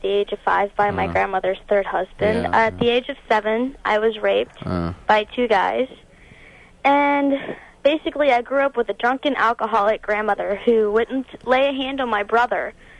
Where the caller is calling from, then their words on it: Glen Burnie, Maryland, United States; Glen Burnie. Mm-hmm. The environment is quite nice.